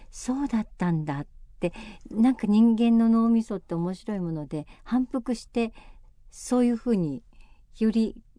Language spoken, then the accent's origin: Japanese; Kumamoto, Japan; moved away; 熊本に帰ってきた